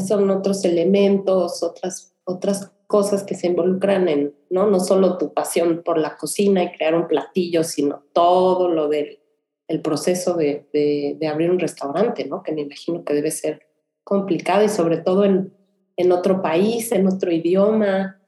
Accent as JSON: {"language": "Spanish", "region": "Mexico City", "country": "Mexico", "moved": "yes", "lives_now": "Houston, United States", "said": "yo soy de la Ciudad de México"}